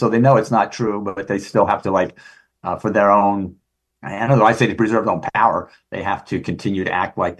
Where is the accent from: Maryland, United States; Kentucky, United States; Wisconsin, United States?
Maryland, United States; I remember as a kid growing up in Maryland, that was, in the 60s.